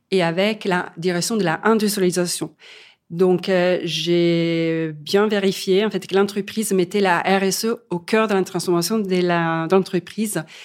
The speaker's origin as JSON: {"language": "French", "country": "Italy", "moved": "as an adult", "said": "je suis partie de l'Italie euh, assez tôt, après mes études et en expérience aussi au CNRS de Venise, parce que j'avais envie aussi de découvrir le monde. Et au fur et à mesure que les années passent, ça me donne de plus en plus envie de revenir dans mon pays d'origine"}